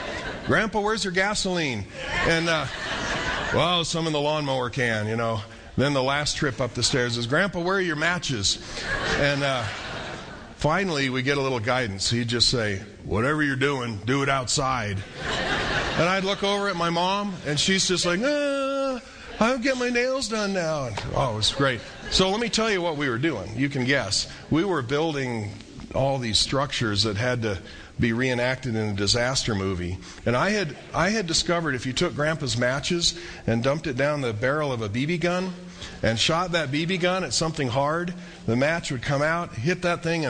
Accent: central Iowa, United States; now in Albuquerque, United States; I was growing up in Iowa, and every summer we would take a train trip from central Iowa to northern Colorado

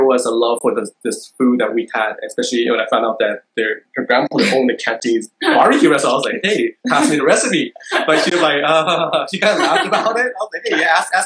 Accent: Calexico, California, United States; I was born in the United States. So I grew up in a small town called Calexico

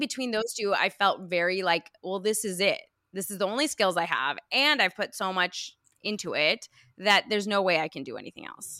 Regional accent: United States; also born or lived in Iran; I'm Iranian American, I was, I immigrated here when I was five

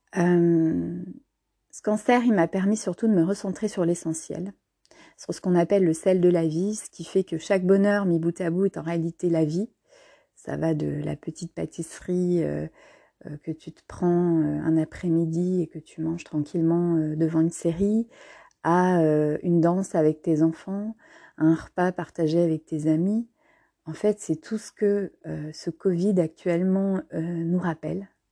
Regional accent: Trier, Rhineland-Palatinate, Germany; moved away; je suis née il y a plus de 40 ans en Allemagne, à Trèves plus précisément, non loin de la frontière française.

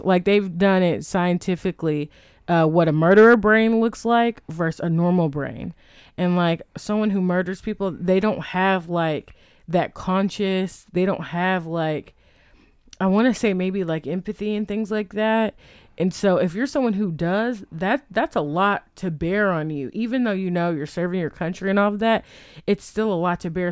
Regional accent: Texas, United States; we are from Texas

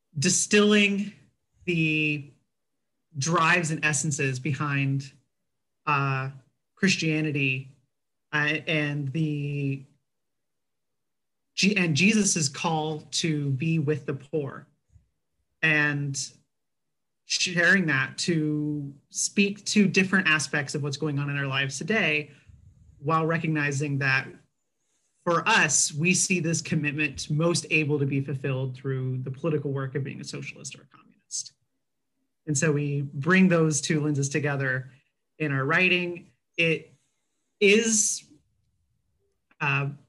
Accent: Texas, United States; I grew up in Texas

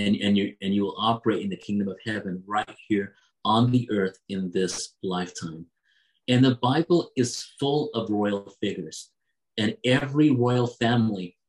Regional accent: United States; also born or lived in England; I was born in England, but I was very young when we moved to America.

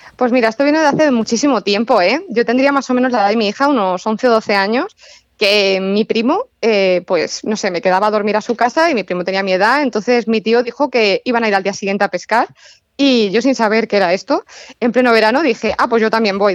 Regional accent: Toledo, Castilla-La Mancha, Spain; also born or lived in Madrid; Yo que soy de Toledo, o sea, mm, colindo con Toledo

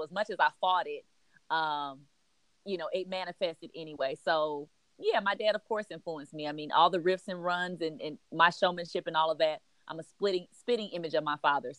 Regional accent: Los Angeles, California, United States; now in Atlanta, United States; Yeah, so I am definitely a Cali girl with sweet tea in my veins. So I am originally from Los Angeles. My family moved here really like right before the Olympics. They moved to Atlanta.

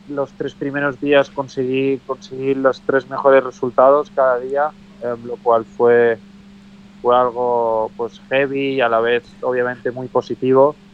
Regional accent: Spain; como europeo y español pues pues sí sí me gustó ver

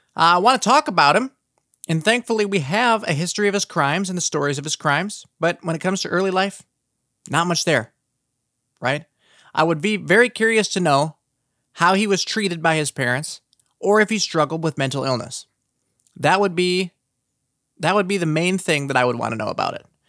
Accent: South Dakota, United States; my home state of South Dakota and the town that I currently reside

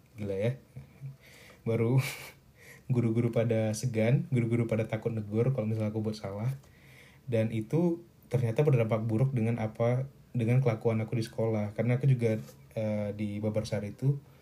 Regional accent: Medan, North Sumatra, Indonesia; moved away as an adult; now in Bandung, Indonesia; aku lahirnya malam di sebuah rumah sakit di Medan

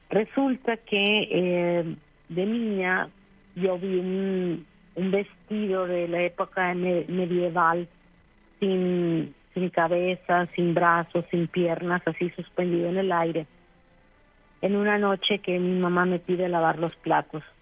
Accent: Mexico; now in Brenzone sul Garda, Italy; soy mexicana, pero adopté el apellido de mi esposo.

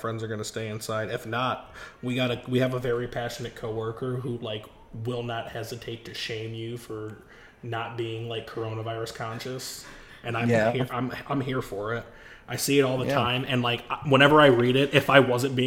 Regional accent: New York, United States; I'm a New Yorker

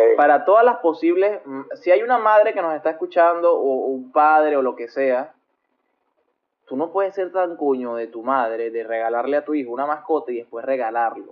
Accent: Venezuela; moved away as an adult; Yo, que salí de Venezuela eh, huyendo de la dictadura

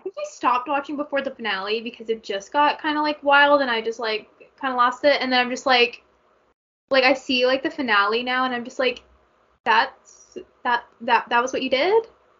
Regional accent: Canada; as a Canadian who hates hockey

